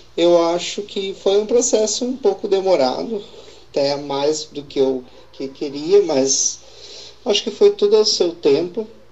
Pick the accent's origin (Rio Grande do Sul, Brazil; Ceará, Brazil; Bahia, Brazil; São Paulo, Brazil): Rio Grande do Sul, Brazil; Estrela; Eu sou de Estrela